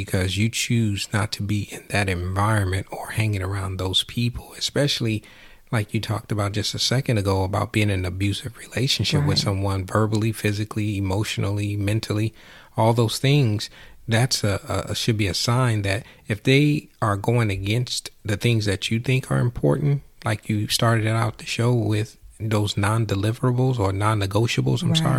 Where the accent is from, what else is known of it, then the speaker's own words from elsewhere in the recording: Michigan, United States; Even though I'm from Michigan, or we are from Michigan.